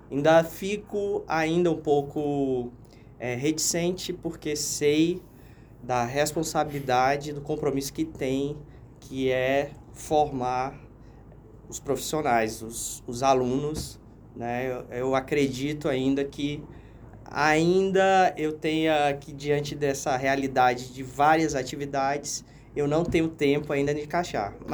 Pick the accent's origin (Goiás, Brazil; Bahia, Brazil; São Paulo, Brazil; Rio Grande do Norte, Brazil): Rio Grande do Norte, Brazil; Natal; born there; now in Rondônia, Brazil; eu nasci em Natal e o meu irmão nasceu em Brasília.